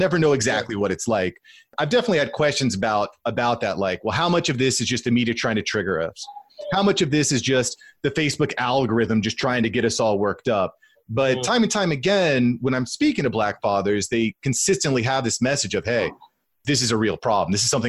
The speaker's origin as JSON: {"language": "English", "country": "United States", "tie": "born or raised there", "said": "as a white man growing up in America with a 3-year-old daughter."}